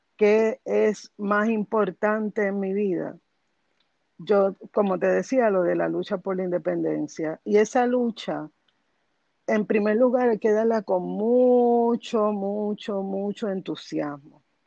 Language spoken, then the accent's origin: Spanish; Bayamón, Puerto Rico; yo nací en Bayamón y me crié en Bayamón y me gradué de escuela superior en Bayamón